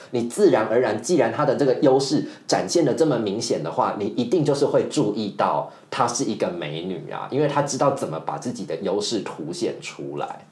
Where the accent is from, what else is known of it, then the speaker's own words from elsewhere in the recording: central and southern Taiwan, Taiwan; now in Taipei, Taiwan; 我就是中南部的小孩